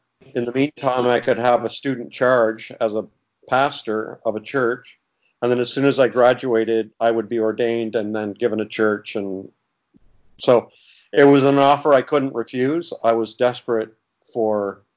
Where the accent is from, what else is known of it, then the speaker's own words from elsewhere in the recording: Canada; also born or lived in Toronto area / Springfield, Missouri; I'm from Canada, so I live in Canada. And I was in the Toronto area.